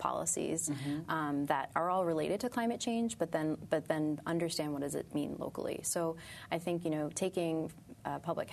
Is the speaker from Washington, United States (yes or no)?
no; New York City, New York, United States; I was born and raised in Brooklyn, in Sunset Park, South mm-hmm. Brooklyn, and that's actually where I live now as well